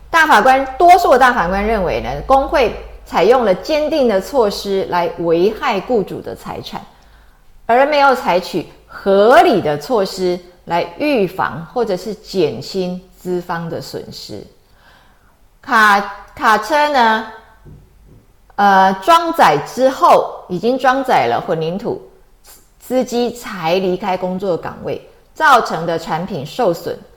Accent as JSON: {"language": "Chinese", "country": "Taiwan", "said": "我们台湾人来讲的话，其实就是蛮nice的哦"}